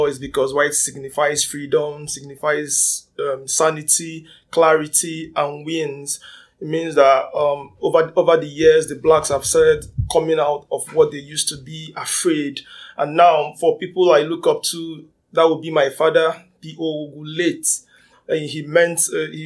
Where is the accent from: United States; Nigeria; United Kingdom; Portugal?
Nigeria; now in Canada; I'm from Nigeria also.